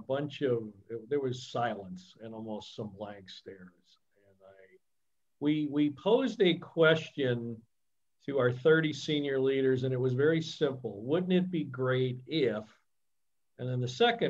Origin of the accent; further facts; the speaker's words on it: United States; also born or lived in Canada; I'm a Canadian immigrant, came to the country when I was 2 years old